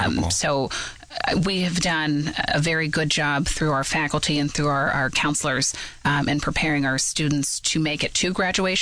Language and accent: English; Moundsville, West Virginia, United States; also born or lived in New Jersey; now in Pittsburgh, United States; I grew up in Moundsville, West Virginia, and my husband is from Butler